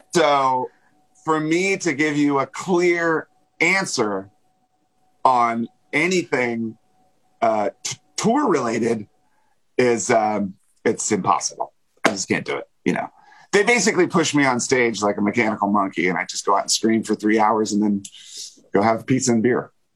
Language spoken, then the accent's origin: English; Springfield, Virginia, United States; moved away; have very fond memories of growing up in Springfield